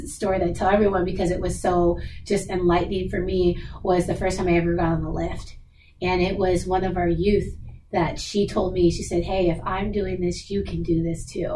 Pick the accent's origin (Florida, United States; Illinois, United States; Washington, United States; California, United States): Washington, United States; Seattle; I was born and raised in Seattle. I kind of never left. So I'm definitely a hometown girl